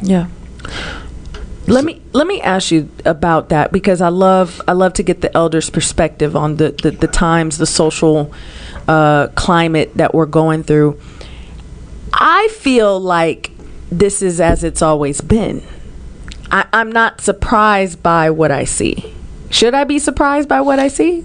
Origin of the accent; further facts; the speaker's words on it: Oakland, California, United States; I grew up in Oakland, it was literally East Oakland